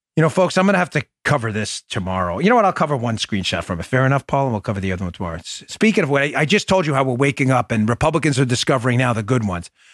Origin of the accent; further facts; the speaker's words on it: New York City, New York, United States; growing up in Glendale, Queens